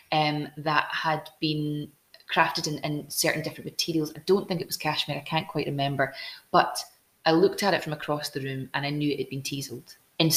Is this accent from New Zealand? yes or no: no; Glasgow, Scotland, United Kingdom; moved away as an adult; also born or lived in Barrhead; now in Edinburgh, United Kingdom; I grew up in Glasgow. Actually, I grew up in the south side of Glasgow. Then we moved south, and Paisley was my biggest city that I could jump into from